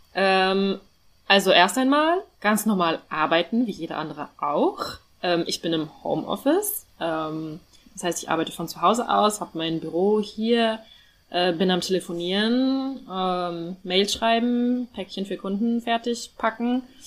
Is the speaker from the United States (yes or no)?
no; North Rhine-Westphalia, Germany; ich komme ja aus Nordrhein-Westfalen